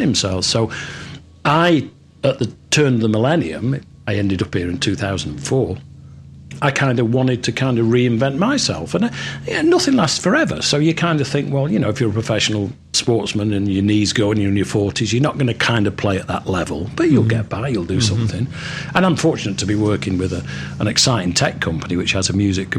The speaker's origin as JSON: {"language": "English", "town": "Manchester", "region": "North West England", "country": "United Kingdom", "tie": "born or raised there", "moved": "as an adult", "lives_now": "Florida, United States", "said": "I come from Manchester, so I grew up on"}